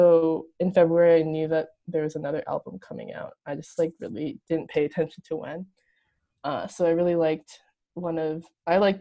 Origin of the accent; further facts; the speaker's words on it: Chicago, Illinois, United States; I'm from Chicago